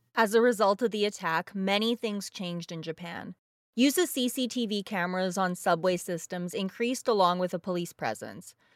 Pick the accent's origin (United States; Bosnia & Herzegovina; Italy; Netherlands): Bosnia & Herzegovina; moved away; my home country of Bosnia